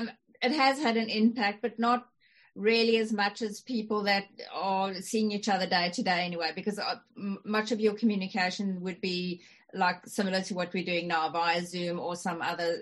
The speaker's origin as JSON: {"language": "English", "country": "South Africa", "moved": "yes", "lives_now": "Australia", "said": "I remember when I came to Australia from South Africa, believe me, my style has softened considerably in the time I've been here, because I've been here for nearly 26 years."}